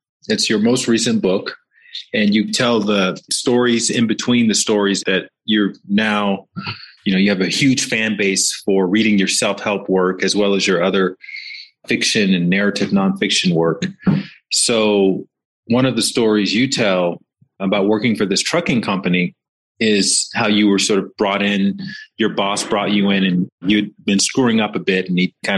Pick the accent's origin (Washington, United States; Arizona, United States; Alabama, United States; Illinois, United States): Alabama, United States; I grew up in the South in Alabama and mostly black neighborhood